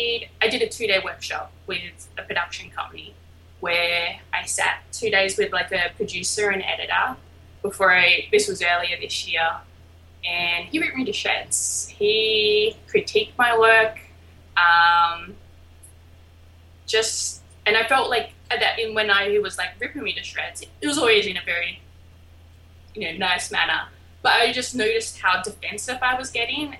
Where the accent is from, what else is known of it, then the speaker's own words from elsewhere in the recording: Albany, Western Australia, Australia; now in Brooklyn, United States; I am from a small little town called Albany in Western Australia.